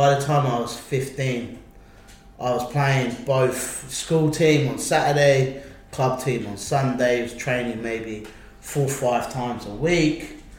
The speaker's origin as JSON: {"language": "English", "area": "Isle of Wight", "region": "South East England", "country": "United Kingdom", "tie": "born or raised there", "moved": "as an adult", "lives_now": "Budapest, Hungary"}